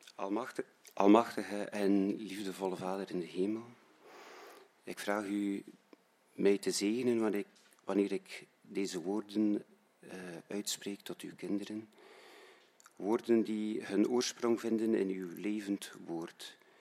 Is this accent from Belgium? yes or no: yes; Roeselare, Flanders, Belgium; now in Menen, Belgium; ik ben oorspronkelijk van Roeselare